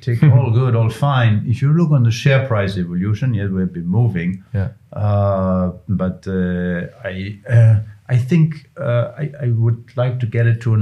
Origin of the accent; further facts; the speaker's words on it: Bavaria, Germany; And I'm from Bavaria